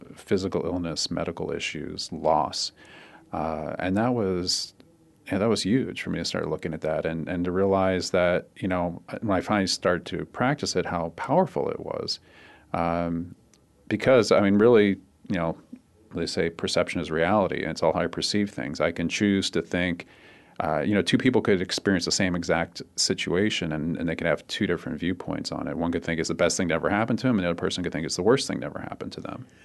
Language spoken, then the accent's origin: English; Cherry Hill, New Jersey, United States; moved away as an adult; also born or lived in Philadelphia, Pennsylvania; now in Arizona, United States; I grew up in southern New Jersey. Um, most of my time back there in a, in a s, a small town called Cherry Hill, which is across the river from Philly.